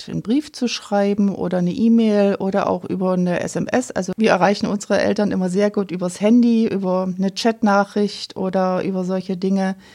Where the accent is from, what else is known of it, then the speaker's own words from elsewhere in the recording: Oebisfelde, Saxony-Anhalt, Germany; Ich komme aus Übisfelde. Das liegt in der Nähe von Wolfsburg.